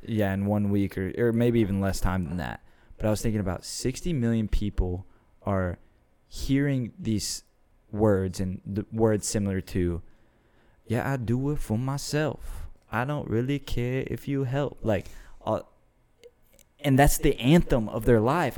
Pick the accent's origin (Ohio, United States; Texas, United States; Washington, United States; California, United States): Texas, United States; Austin; I'm from the area, so I'm a second generation Austinite.